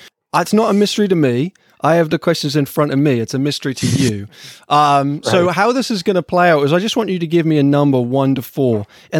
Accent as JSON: {"language": "English", "town": "Ipswich", "region": "East of England", "country": "United Kingdom", "tie": "born or raised there", "said": "Now, this is special to me, partly because I was born and raised in Ipswich, but also because Ipswich Town Football Club is the team that I support."}